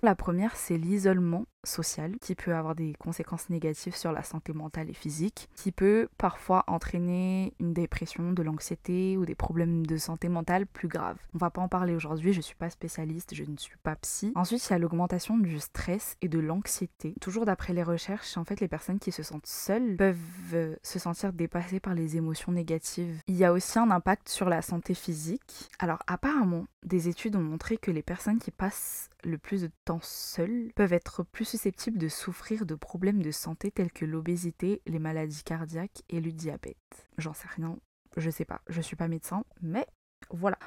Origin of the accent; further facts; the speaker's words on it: Madagascar; moved away as an adult; now in France; je suis malgache, j'ai fait mes études à Madagascar. Je suis venue en France pour poursuivre mes études